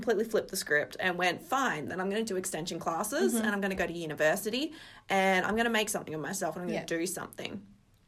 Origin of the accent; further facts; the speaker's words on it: Geraldton, Western Australia, Australia; now in Perth, Australia; I was born in Geraldton, kind of initially grew up in Spalding